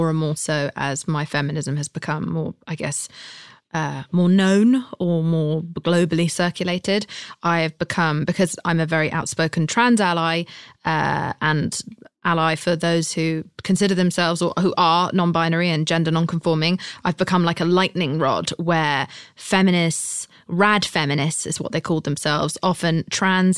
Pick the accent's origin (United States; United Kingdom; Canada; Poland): United Kingdom; I'm British